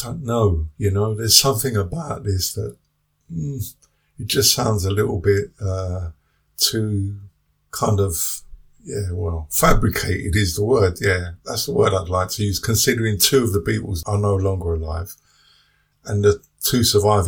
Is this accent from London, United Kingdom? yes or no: yes; London, United Kingdom; growing up in the 60s in London and 70s